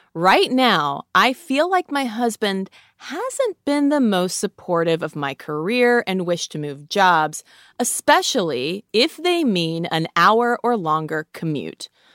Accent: United States; we, as, as an American culture

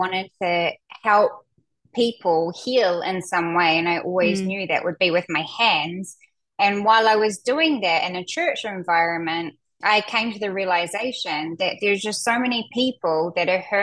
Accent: New Zealand; moved away as an adult; also born or lived in North Island, New Zealand; now in Portland, United States; Yes, I'm a Kiwi. I'm from New Zealand.

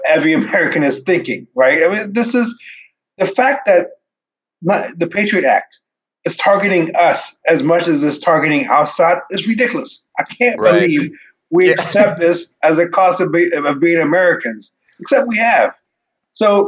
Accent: Ethiopia; moved away; I come from Ethiopia. I was born in 1974.

